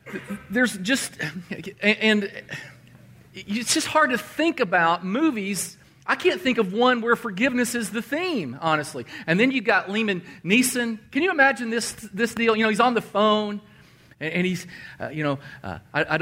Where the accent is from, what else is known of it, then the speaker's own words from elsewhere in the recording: Danville, Kentucky, United States; My hometown is Danville, Kentucky. That's where I grew up.